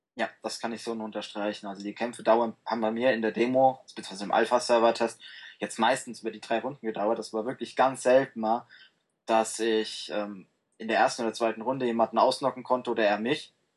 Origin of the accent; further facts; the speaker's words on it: Frankfurt am Main, Hesse, Germany; Ich äh, komme aus dem wunderschönen Frankfurt am Main in Hessen.